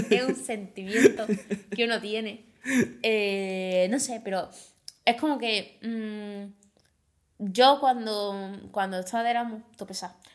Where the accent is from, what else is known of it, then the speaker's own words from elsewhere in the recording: Andalusia, Spain; Pero si tú te sientes andaluza, sí, soy andaluza.